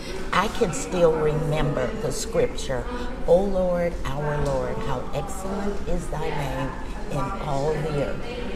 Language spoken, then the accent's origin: English; Murfreesboro, Tennessee, United States; I grew up in Murfreesboro.